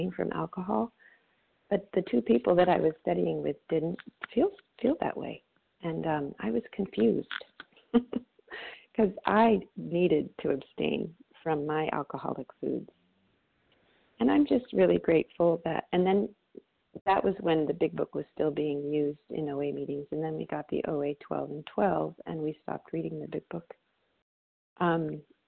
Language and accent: English; Monterey, California, United States; my hometown here of Monterey, California